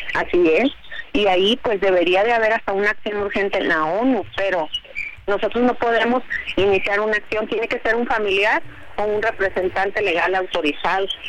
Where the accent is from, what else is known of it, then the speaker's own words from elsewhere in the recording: Mexico; los que somos mexicanos, los que pagamos impuestos, los que vivimos aquí